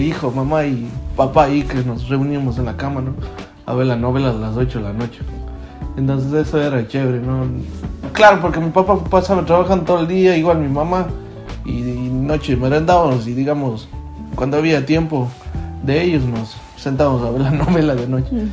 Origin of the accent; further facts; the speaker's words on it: Ecuador; moved away; mi país